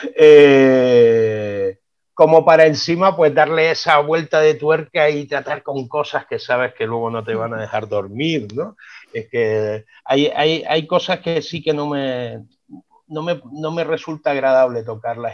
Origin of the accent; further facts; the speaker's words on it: Las Palmas de Gran Canaria, Canary Islands, Spain; accent: Canarian; me estás oyendo el acento, ¿verdad? Tenemos un acento peculiar, tenemos una música muy distinta al hablar